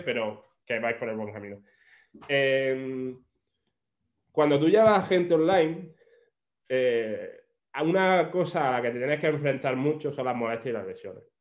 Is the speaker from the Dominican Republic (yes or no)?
no; Granada, Andalusia, Spain; also born or lived in Australia; yo soy de Granada